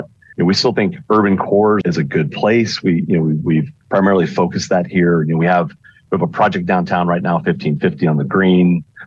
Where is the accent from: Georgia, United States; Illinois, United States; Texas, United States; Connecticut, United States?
Texas, United States; Houston; I'm actually born and raised in Houston area